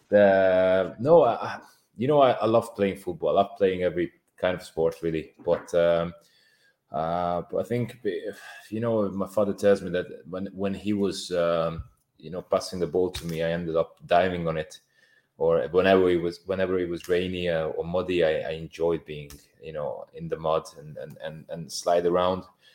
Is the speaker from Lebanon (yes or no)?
no; Hungary; English is a second language; moved away as an adult; also born or lived in Bolton, England; I'm coming from Hungary